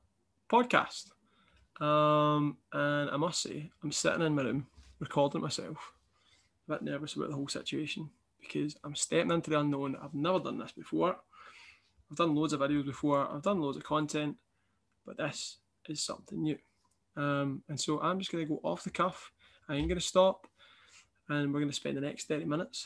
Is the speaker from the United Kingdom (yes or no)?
yes; Kilmarnock, Scotland, United Kingdom; also born or lived in Dundee; I'd moved away from my hometown Kilmarnock to Dundee for university